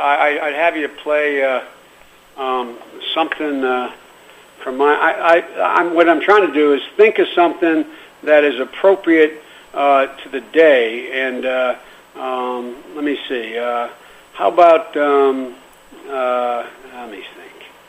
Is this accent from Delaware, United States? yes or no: yes; Wilmington, Delaware, United States; also born or lived in Scranton, Pennsylvania; Scranton, my birth town, but Wilmington's my hometown.